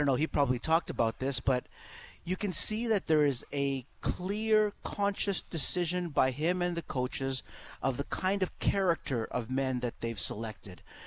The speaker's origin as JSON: {"language": "English", "town": "Edmonton", "region": "Alberta", "country": "Canada", "tie": "born or raised there", "said": "Growing up in Castle Downs, I was right across the street from Greasebaugh"}